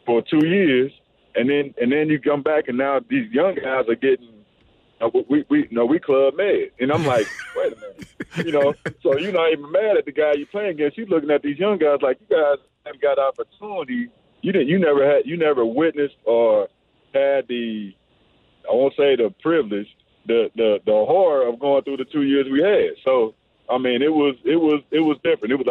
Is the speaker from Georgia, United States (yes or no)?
no; Missouri, United States; the opportunity for me to play in my home state, uh, two hours from home.